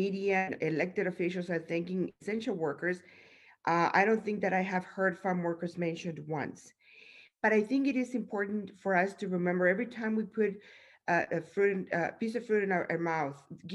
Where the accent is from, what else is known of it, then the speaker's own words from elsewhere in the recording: Mexico; now in United States; I grew up in Mexico